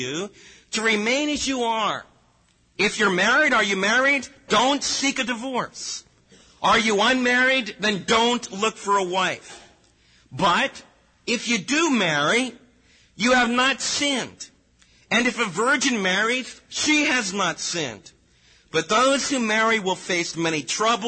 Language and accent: English; United States; we as American believers